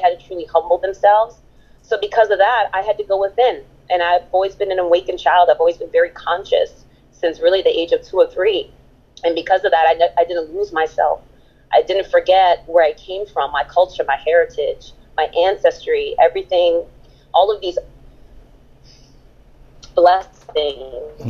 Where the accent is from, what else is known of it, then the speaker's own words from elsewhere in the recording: Berlin, Germany; I just came back from Berlin, Germany, from my hometown of Charlottenburg